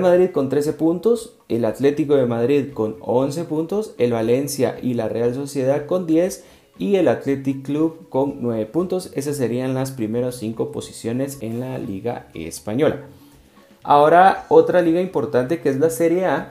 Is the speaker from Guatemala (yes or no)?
yes; Guatemala